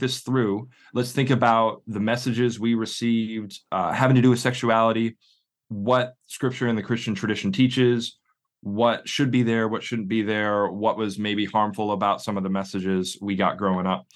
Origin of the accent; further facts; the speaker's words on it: northwest suburbs of Chicago, Illinois, United States; moved away as an adult; now in Oxford, United Kingdom; I'm originally from the northwest suburbs of Chicago